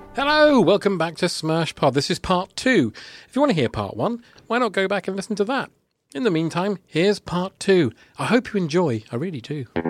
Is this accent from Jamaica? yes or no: no; Watford, East of England, United Kingdom